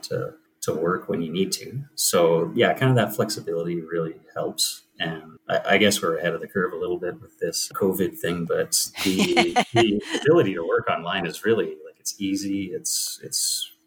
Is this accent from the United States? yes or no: no; Calgary, Alberta, Canada; I am from Calgary, Alberta